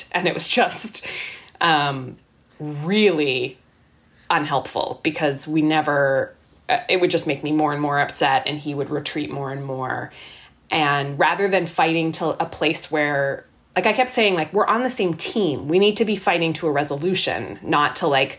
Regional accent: Canada; moved away as an adult; now in Boston, United States; we were Canadian. We are Canadian.

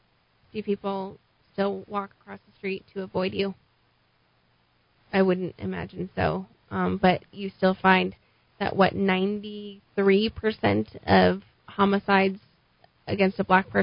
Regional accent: Albuquerque, New Mexico, United States; No, we grew up in the South Valley.

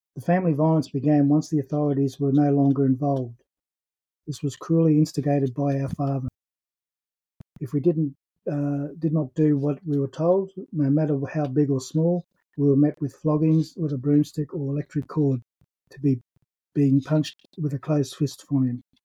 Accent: Brisbane, Queensland, Australia; I was born in 1960 in Brisbane.

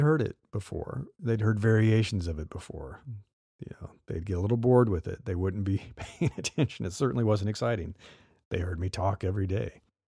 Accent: Midwest, United States; now in California, United States; I live in California and been here a long time, but I grew up in the Midwest

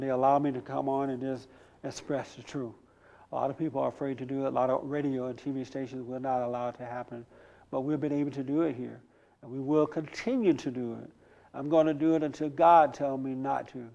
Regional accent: United States; I am an American. I'm not African American. I am 100% American

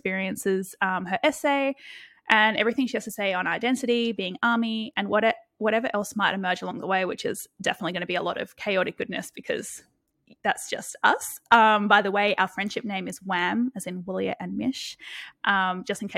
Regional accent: Brisbane, Queensland, Australia; I'm from Brisbane, Australia.

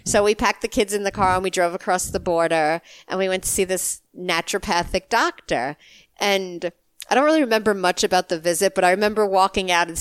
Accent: New York, United States; I grew up in New York

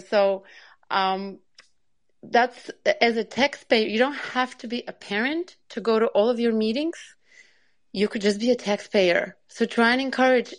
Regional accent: Long Island, New York, United States; I'm from New York, from Long Island

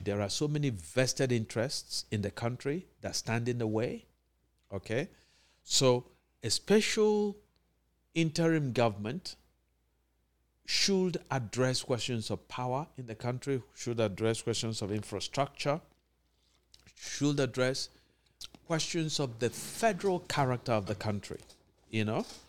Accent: Anambra, Nigeria; my home state, Anambra

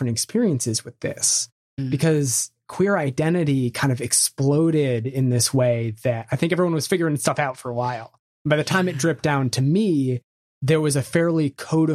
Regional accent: Bethesda, Maryland, United States; also born or lived in Vermont; I was raised in Bethesda, Maryland

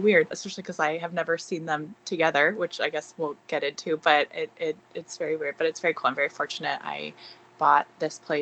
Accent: Bay Area, California, United States; I grew up in the Bay Area in California.

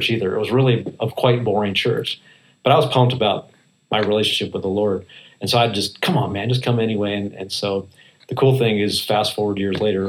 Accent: Portland, Oregon, United States; moved away as an adult; also born or lived in Texas; now in Nashville, United States; I was from Portland

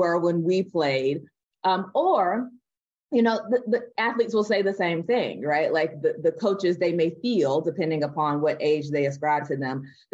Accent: the South, United States; I'm born and raised in the South here in the United States

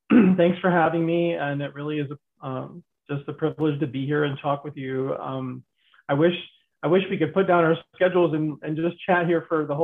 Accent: Pennsylvania, United States; born there; also born or lived in New York / Florida / Michigan; now in Arizona, United States; I was born in Pennsylvania, and I've I've lived in Florida

